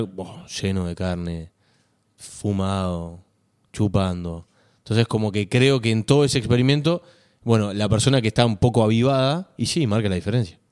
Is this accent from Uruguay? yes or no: yes; Uruguay; yo como uruguayo